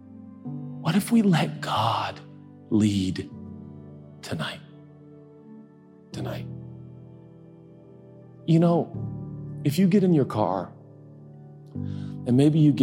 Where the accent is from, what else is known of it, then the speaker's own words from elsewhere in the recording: United States; I'm American